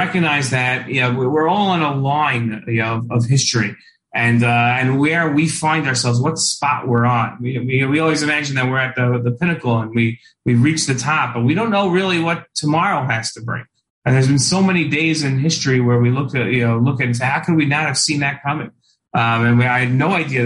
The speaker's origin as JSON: {"language": "English", "region": "the New York area", "country": "United States", "tie": "born or raised there", "said": "I grew up in the New York area"}